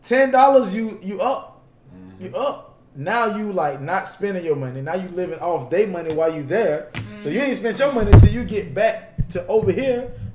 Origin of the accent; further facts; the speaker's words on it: Florida, United States; I'm from Florida.